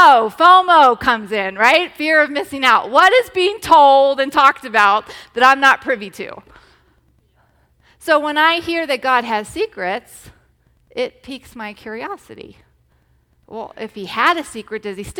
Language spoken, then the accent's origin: English; Massachusetts, United States; moved away; I grew up in Massachusetts where there's all kinds of mosquitoes